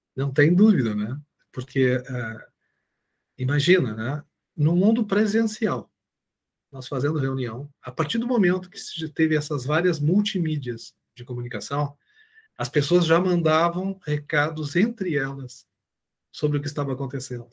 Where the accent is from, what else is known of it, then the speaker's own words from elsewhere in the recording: Brazil; somos brasileiros